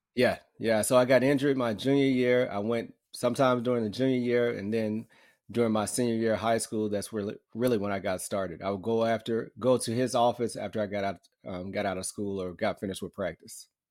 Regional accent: Muscle Shoals, Alabama, United States; I grew up in Muscle Shoals, Alabama, so a small town, North Alabama.

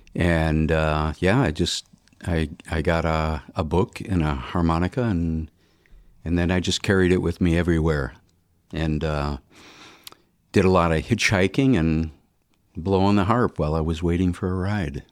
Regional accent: Birmingham, Michigan, United States; also born or lived in Detroit, Michigan; I grew up in Birmingham, went to, uh, you know, high school

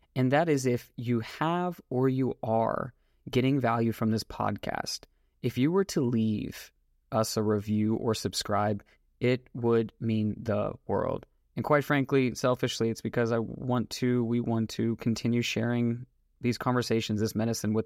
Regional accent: Jacksonville, Florida, United States; now in Orlando, United States; Jacksonville, 2.5 hours north, is where I came from.

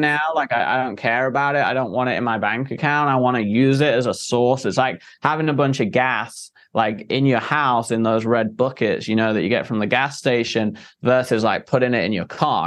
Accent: England, United Kingdom; moved away; I came from England, very Victorian, like old times

